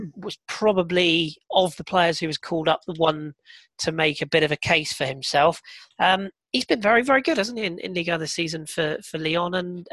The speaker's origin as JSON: {"language": "English", "region": "England", "country": "United Kingdom", "said": "being an English person"}